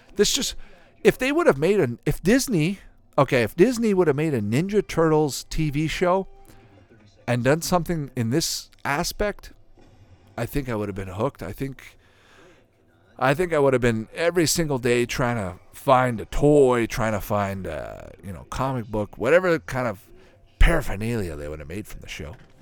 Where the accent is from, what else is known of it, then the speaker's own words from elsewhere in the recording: Canada; growing up in Canada